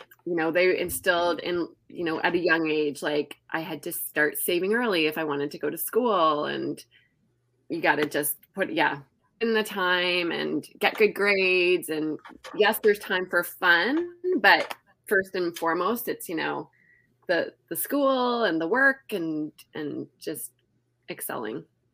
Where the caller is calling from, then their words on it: Toronto, Ontario, Canada; I am tuning in from Toronto, Canada.